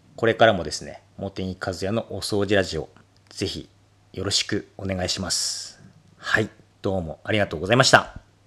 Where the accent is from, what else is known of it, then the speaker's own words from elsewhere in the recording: Akita, Japan; 私は、えー、秋田生まれ、秋田育ち、今もこの配信を秋田からお届けしておりますが